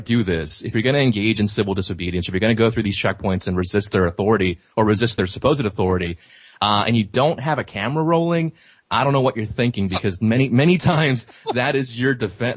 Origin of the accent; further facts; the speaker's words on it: Laredo, Texas, United States; my hometown of Laredo, Texas